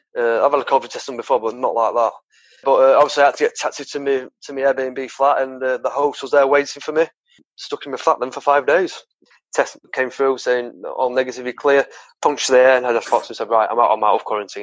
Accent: England, United Kingdom; I'm from England.

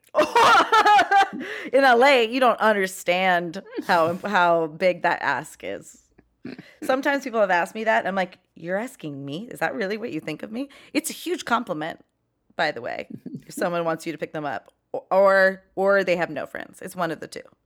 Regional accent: Los Angeles, California, United States; I'm from Chatsworth, the ki, you know, porn capital

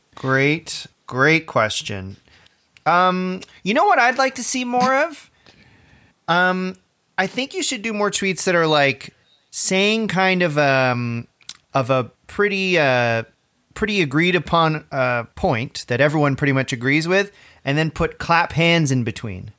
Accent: Orangeville, Ontario, Canada; when I was a kid, I grew up outside of Orangeville.

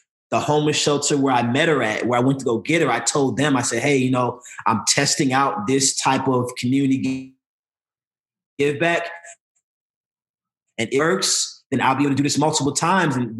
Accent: Chicago, Illinois, United States; moved away; also born or lived in St. Louis, Missouri; I was born and raised in St. Louis, but I grew up a lot in Chicago

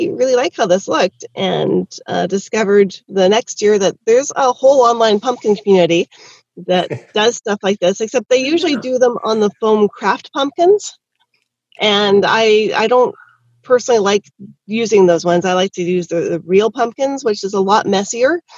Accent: Canada; I am definitely from Canada, yes. Born and bred

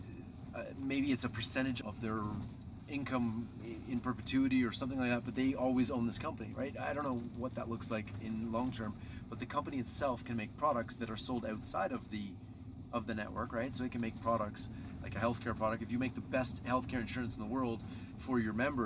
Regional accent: Canada; I come from Canada. We have socialized everything.

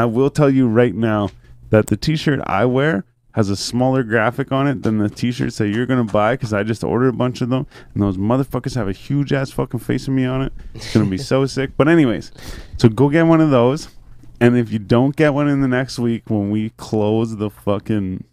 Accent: Renfrew, Ontario, Canada; I'm from Renfrew, right? So I'm like 40 minutes, fucking hour from here, right?

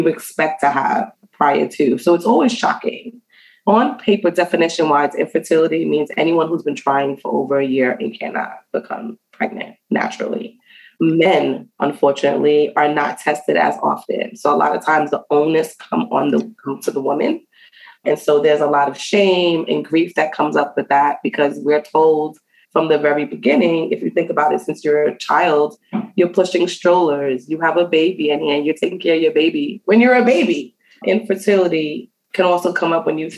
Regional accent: New York City, New York, United States; also born or lived in Antigua; I was raised in the Bronx. So I'm from New York City

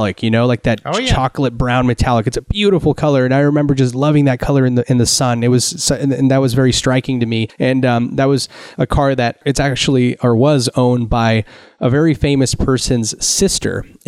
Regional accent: Santa Cruz, California, United States; I grew up in Northern California in the Santa Cruz area

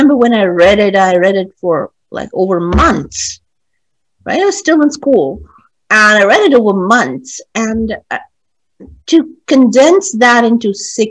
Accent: India; I mean as an Indian.

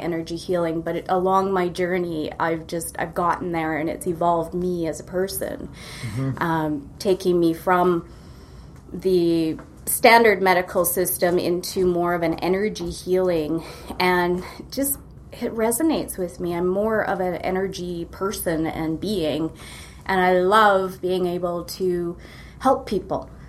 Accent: Kamloops, British Columbia, Canada; also born or lived in Vancouver; now in Kelowna, Canada; I grew up in Kamloops

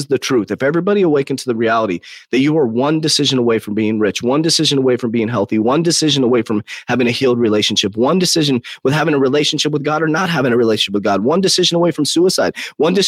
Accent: United States; I'm American. I'm very proud to be an American

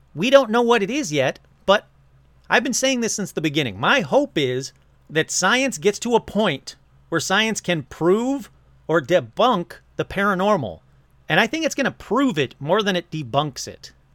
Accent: Michigan, United States; moved away; when I lived in Michigan

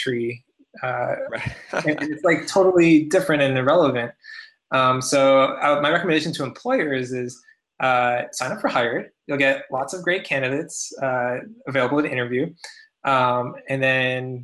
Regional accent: Canada; now in United States; as a Canadian myself, working in the U.S.

